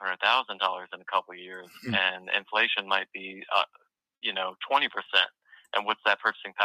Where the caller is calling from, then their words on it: Delaware, United States; from Delaware.